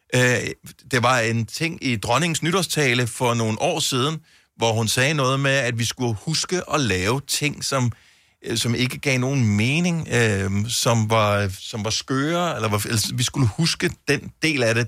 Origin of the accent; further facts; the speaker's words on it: Bogense, Southern Denmark, Denmark; jeg er opvokset i Bogense